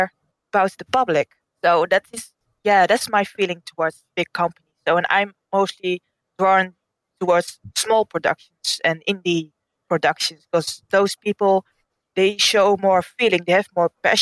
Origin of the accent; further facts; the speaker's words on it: Netherlands; I'm from the Netherlands